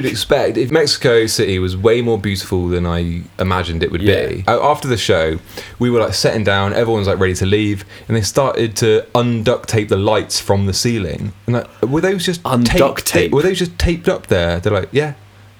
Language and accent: English; United Kingdom; we're British